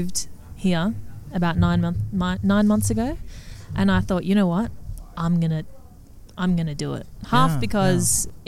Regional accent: Canberra, Australian Capital Territory, Australia; moved away as an adult; now in Los Angeles, United States; I'm from Canberra, Australia

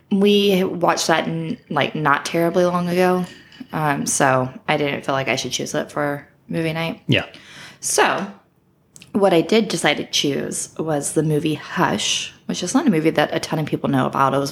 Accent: Fairhope, Alabama, United States; But I thought that since I am from Alabama, um, I would choose a good movie that was filmed in my hometown, mm-hmm.

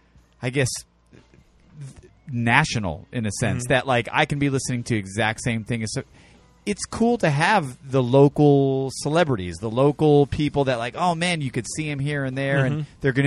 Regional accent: New Haven, Connecticut, United States; moved away; growing up in New Haven while Stern was on, because I'm from Connecticut, you get the New York stations also.

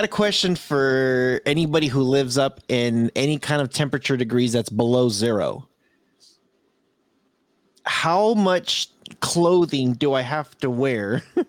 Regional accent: California, United States; I'm from California.

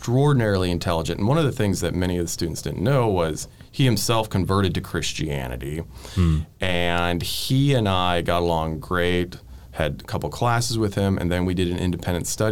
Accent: northern Wisconsin, United States; moved away as an adult; now in Nashville, United States; I grew up in the state of Wisconsin, northern Wisconsin, in a town that at that time was about 700 people

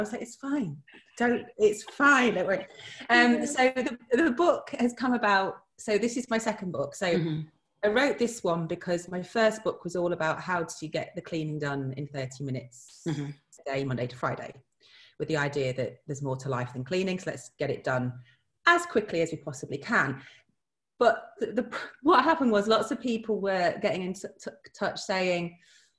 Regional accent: Manchester, North West England, United Kingdom; moved away; we're from Manchester, so like all of our fish and chip shops were based in the northwest. And when we moved to like the southeast

